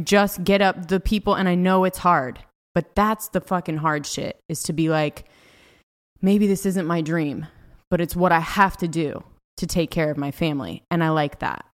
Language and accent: English; California, United States; born or raised there; moved away as an adult; also born or lived in Los Angeles